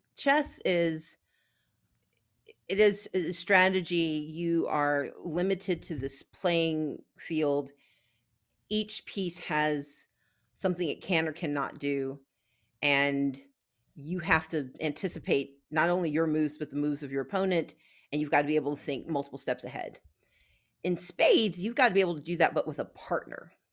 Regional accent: Gulfport, Mississippi, United States; where I grew up in Gulfport, Mississippi

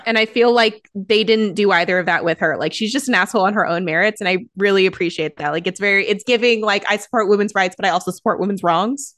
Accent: United States; as an American

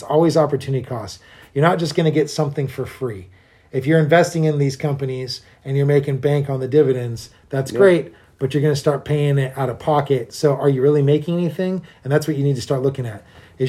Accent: United States; I'm an American who has to drive and pay for gas

